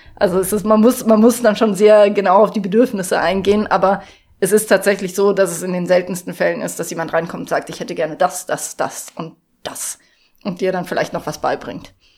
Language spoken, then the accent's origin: German; Munich, Bavaria, Germany; now in Garmisch-Partenkirchen, Germany; Und ich komme aus München